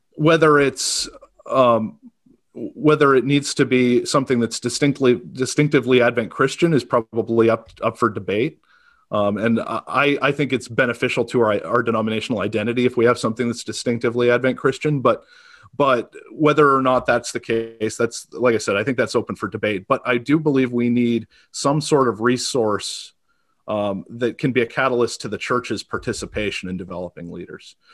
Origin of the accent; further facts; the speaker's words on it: Auburn, Maine, United States; I, I grew up in Auburn, Maine, uh, small town, a little, maybe forty miles north of, of Portland